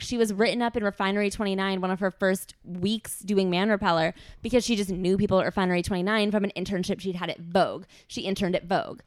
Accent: Midwest, United States; growing up in the Midwest and having parents who work in business

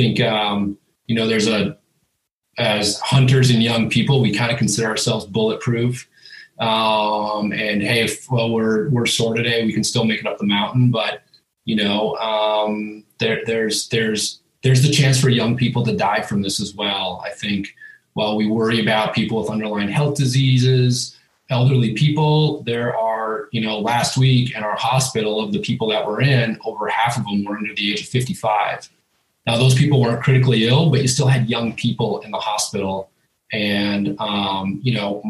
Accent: Minnesota, United States; moved away as an adult; also born or lived in Pacific Northwest / Idaho; now in Boise, United States; I'm from Minnesota, grew up whitetail hunting

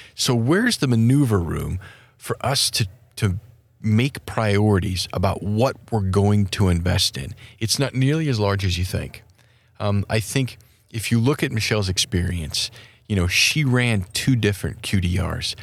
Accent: Wyoming, United States; my home state of Wyoming

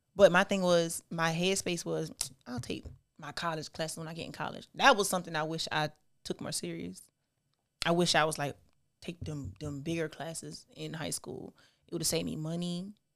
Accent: South Carolina, United States; also born or lived in Charleston, South Carolina / Parker's Ferry, South Carolina / Orangeburg, South Carolina; I was born in Charleston, South Carolina. Okay. But I was raised between Parker's Ferry, South Carolina, Smokes, South Carolina, and Orangeburg

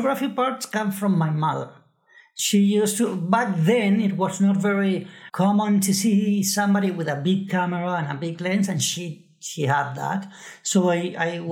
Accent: Buenos Aires, Argentina; I grew up in Buenos Aires

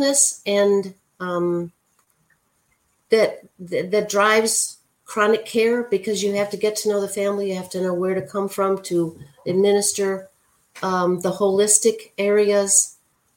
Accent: Chicago, Illinois, United States; I've always lived in the Chicago area, went to Loyola

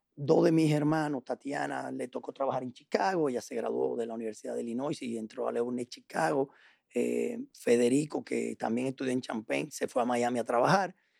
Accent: Dominican Republic; also born or lived in La Paz, Bolivia / Puerto Rico / Chile; llegamos aquí en el año 70, eh, yo tenía apenas dos años que llegué aquí

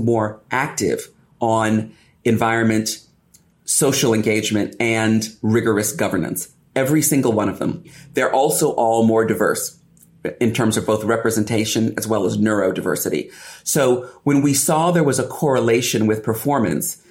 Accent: United States; moved away as an adult; now in United Kingdom; as an Afro-Caribbean, American, British woman

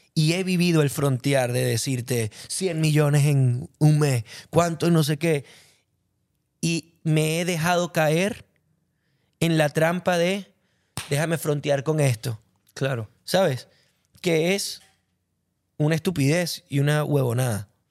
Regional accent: Venezuela; me siento un cantautor venezolano

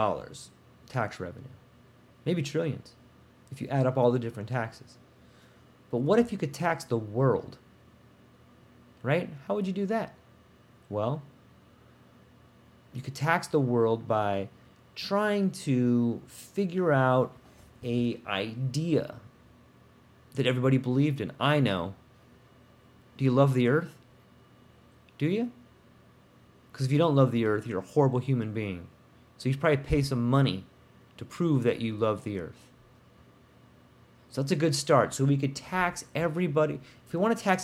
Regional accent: California, United States; I'm from California. You know, Nestle, when I was a young boy, we would go up to Palomar Mountain, go sledding up there.

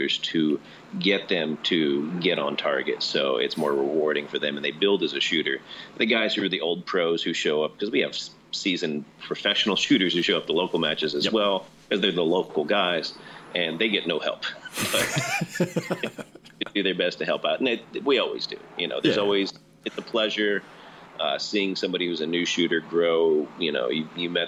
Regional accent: New Jersey, United States; moved away; I grew up in New Jersey

